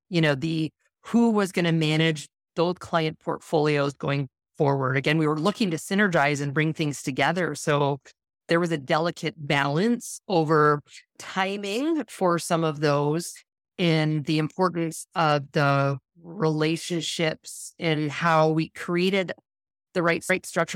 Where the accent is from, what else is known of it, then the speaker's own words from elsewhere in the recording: Western Canada, Canada; moved away as an adult; also born or lived in Toronto, Canada; I'm originally from Canada, so I moved across from western to eastern Canada, I lived in Toronto